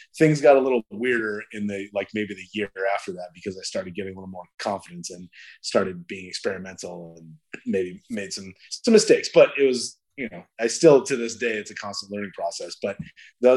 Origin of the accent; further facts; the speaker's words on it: Yorba Linda, California, United States; I grew up in Yorba Linda